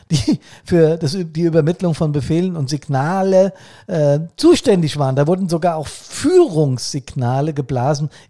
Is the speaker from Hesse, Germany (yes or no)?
yes; Hesse, Germany; Bei uns hier in meinem Heimatbundesland Hessen zum Beispiel trat am 10.11.1960 das sogenannte BRSHG.